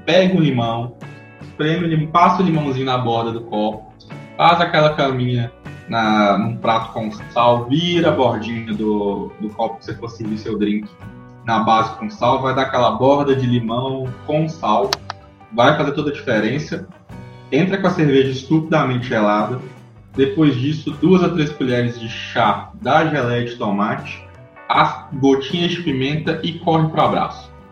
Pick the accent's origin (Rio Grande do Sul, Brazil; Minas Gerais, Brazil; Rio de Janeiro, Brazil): Minas Gerais, Brazil; como bom mineiro